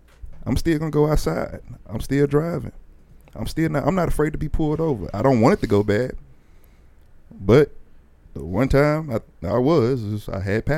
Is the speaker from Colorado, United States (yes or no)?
no; Dallas, Texas, United States; Yeah, I'm from Dallas.